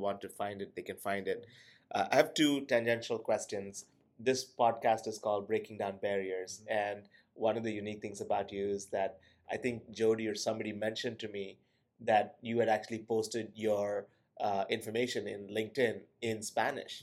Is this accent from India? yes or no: yes; India; now in United States; I'm an immigrant from India